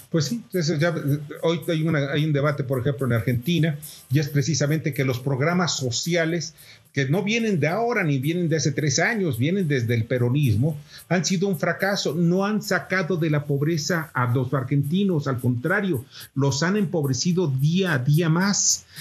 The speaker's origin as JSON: {"language": "Spanish", "country": "Mexico"}